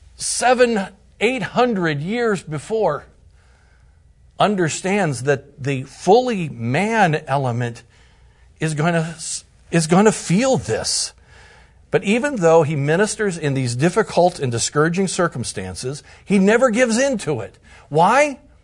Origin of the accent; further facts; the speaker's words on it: Bucyrus, Ohio, United States; now in Indiana, United States; my hometown is Bucyrus, Ohio